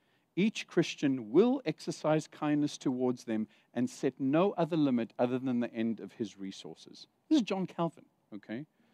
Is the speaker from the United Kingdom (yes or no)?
no; Zimbabwe; born there; also born or lived in Saudi Arabia / South Africa; Because I've lived in Saudi Arabia, I've lived in South Africa, I was born in Zimbabwe.